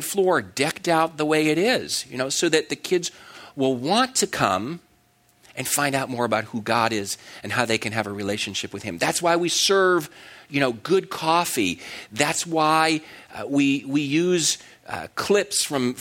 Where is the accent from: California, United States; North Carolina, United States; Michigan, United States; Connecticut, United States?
Connecticut, United States; I grew up in Connecticut